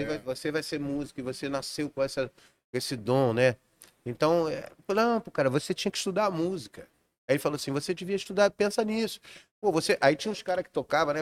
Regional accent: Rio de Janeiro, Brazil; also born or lived in Juiz de Fora, Minas Gerais; eu nasci em Juiz de Fora, mas com 20 dias de nascido eu vim pra Vila da Penha.

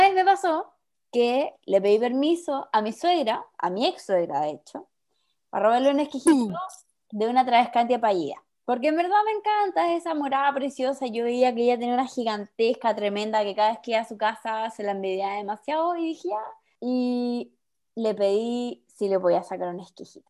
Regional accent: Chile; como chilenos que somos

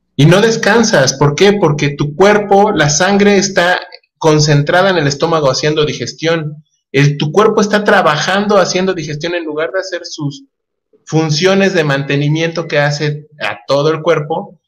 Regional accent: Mexico; como mexicanos tenemos

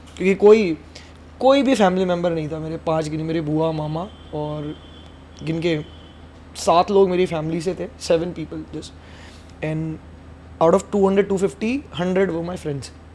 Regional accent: Vidisha, Madhya Pradesh, India; moved away as an adult; also born or lived in Bhopal / Indore; now in Mumbai, India; वो भी मेरे होम टाउन से हैं हम दोनों विदिशा से

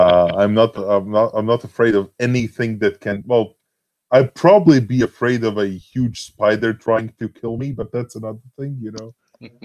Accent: Latvia; I'm Latvian. You know? I'm from Latvia and I've born and, you know, raised here

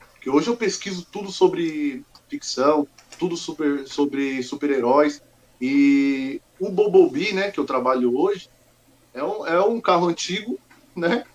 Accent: Mogi das Cruzes, São Paulo, Brazil; also born or lived in Goiânia, Goiás; Eu sou aqui de São Paulo mesmo, nasci uhum. em Mogi das Cruzes

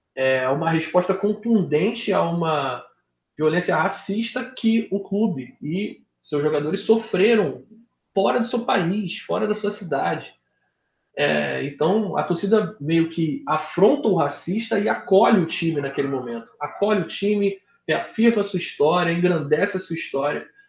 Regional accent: Baixada Fluminense, Rio de Janeiro, Brazil; Eu sou da Baixada, eu morei em favela

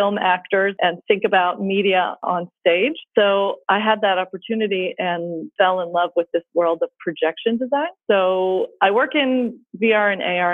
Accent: Atlanta, Georgia, United States; moved away as an adult; also born or lived in Pittsburgh / Glasgow; I am originally from Atlanta

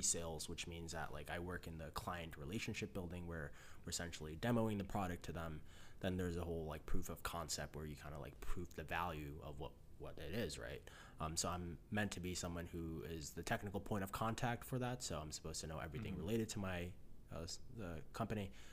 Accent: Chicago, Illinois, United States; born and raised in Chicago

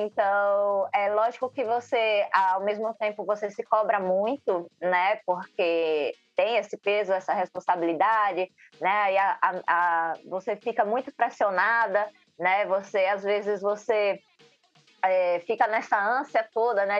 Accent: Aracaju, Sergipe, Brazil; Eu sou de Aracaju, Sergipe

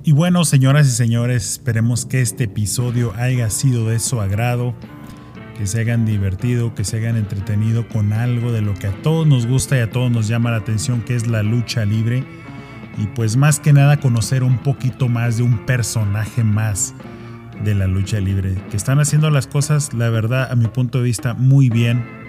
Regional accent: Mexico; now in United States; somos mexicanos

